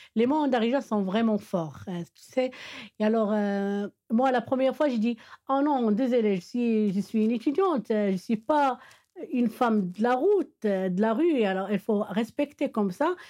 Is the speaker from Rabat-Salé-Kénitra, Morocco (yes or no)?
no; Meknes, Fès-Meknès, Morocco; French is a second language; now in Rabat, Morocco; je suis de Meknes